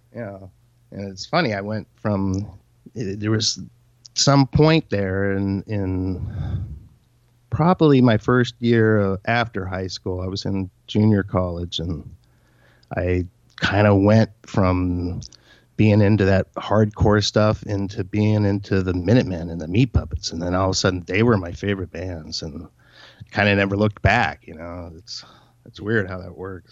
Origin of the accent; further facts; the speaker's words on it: Torrance, California, United States; I grew up in Torrance, California.